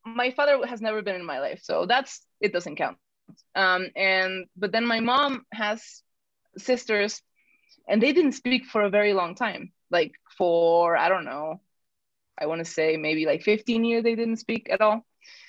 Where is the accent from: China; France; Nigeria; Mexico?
Mexico; Mexico City; born there; So I'm the black sheep of the family because I was born in Mexico City. I don't know if I sound like I'm from Mexico City anymore, but I sound like I'm definitely not from northern Mexico.